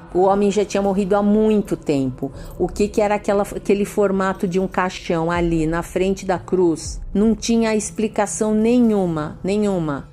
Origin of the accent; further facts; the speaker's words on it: São Paulo, Brazil; sou de São Paulo